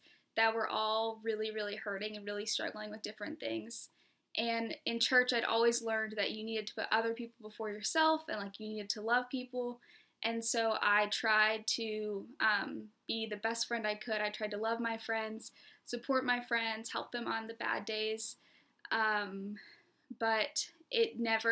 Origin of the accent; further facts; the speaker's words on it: Charleston, South Carolina, United States; moved away as an adult; also born or lived in Ohio; now in Rock Hill, United States; I grew up in Charleston, South Carolina